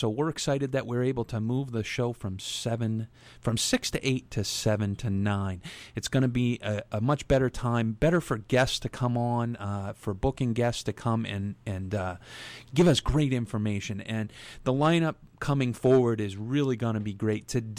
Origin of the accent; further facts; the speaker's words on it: Yarmouth, Maine, United States; I've lived in Yarmouth all my life. It is my hometown. I haven't moved anywhere. I moved across the tracks last year to a new house, so I'm on the other side of the tracks, as we say, in Yarmouth.